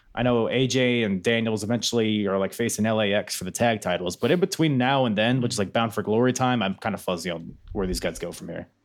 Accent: Philippines; I'm, I'm a Filipino

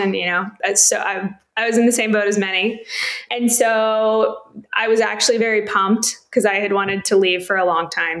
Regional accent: Coppell, Texas, United States; moved away as an adult; also born or lived in California; I'm from Dallas, Texas, right outside a little suburban town called Coppell. Grew up there

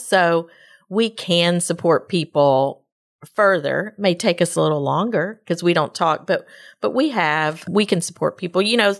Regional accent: Texas, United States; And we're all from Woodlands, Magnolia, Spring area.

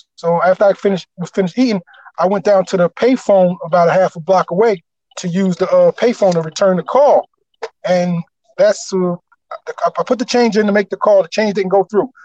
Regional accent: Camden, New Jersey, United States; born or raised there

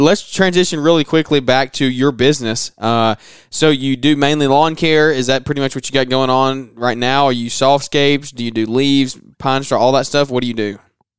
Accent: the South, United States; because I'm from the South, so it never comes to mind.

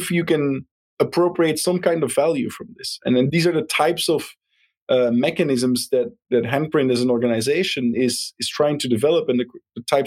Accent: Belgium; moved away; I'm originally from Belgium

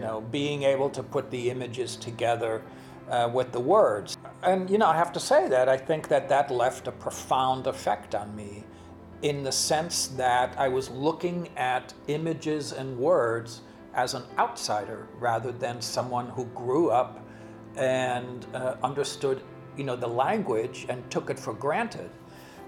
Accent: United States; English is a second language; also born or lived in Germany; I came to America with my mom and my stepdad when I was 5

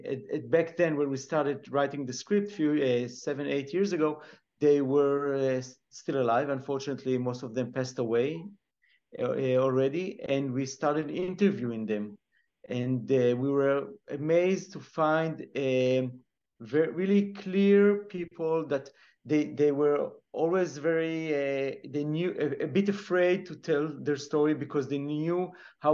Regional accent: Israel; growing up in Israel, we hear many Holocaust stories

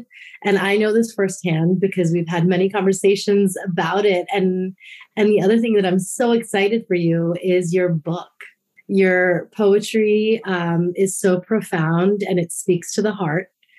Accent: India; being Indian and born into Hinduism

